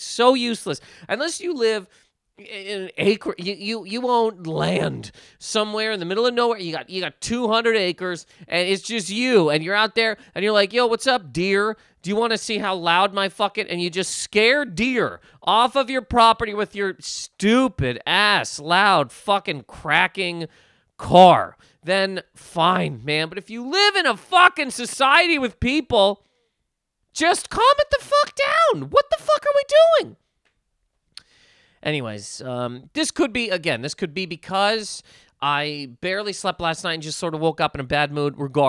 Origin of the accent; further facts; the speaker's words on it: Canada; now in United States; Okay, so basically, okay, so I'm Canadian, right? I live in America. Great. So because of that, I have a bank account in America. I got a bank account in Canada.